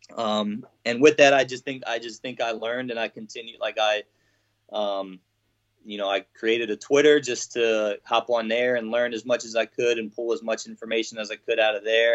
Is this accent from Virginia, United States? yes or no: yes; Norfolk, Virginia, United States; I'm from Norfolk, Virginia